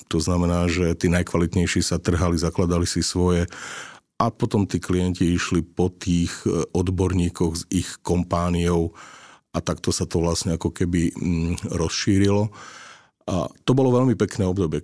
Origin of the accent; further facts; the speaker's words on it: eastern Slovakia, Slovakia; now in Bratislava, Slovakia; ja pochádzam z východu a, a teda tá vízia toho vrátiť sa na východné Slovensko